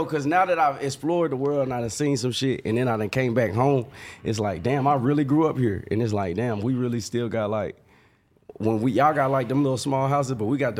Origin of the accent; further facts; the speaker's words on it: California, United States; born there; But also, we was, you know, we was born in California.